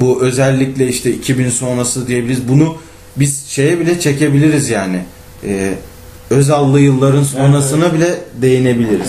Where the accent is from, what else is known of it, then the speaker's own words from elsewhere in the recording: İzmir, Turkey; doğma büyüme İzmirli olduğum